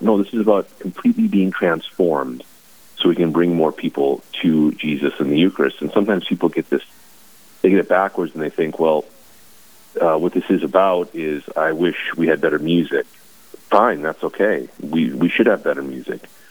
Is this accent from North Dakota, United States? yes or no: yes; Bismarck, North Dakota, United States; now in Watford City, United States; born and raised in Bismarck